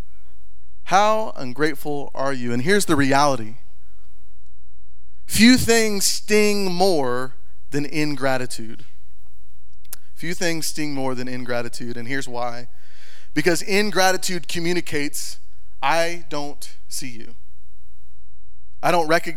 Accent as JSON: {"language": "English", "region": "Texas", "country": "United States", "moved": "as an adult", "lives_now": "Montana, United States", "said": "we just moved from the great state of Texas. And we came to be Montanans, okay? Now, we're from Texas."}